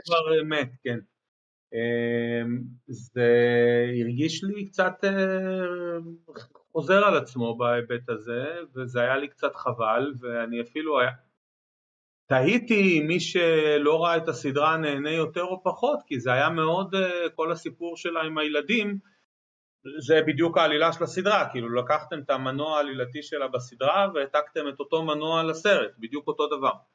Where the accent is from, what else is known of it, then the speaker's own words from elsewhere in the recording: Israel; בילדות שלי ראיתי סרטים בעיקר בארץ. אני גדלתי באייטיז